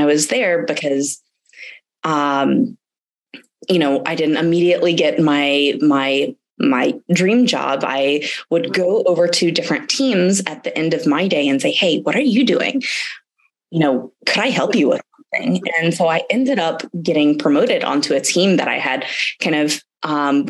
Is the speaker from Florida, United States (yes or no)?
no; Atlanta, Georgia, United States; moved away as an adult; also born or lived in Germany / Silicon Valley; I'm from Atlanta, Georgia. I'm actually living here now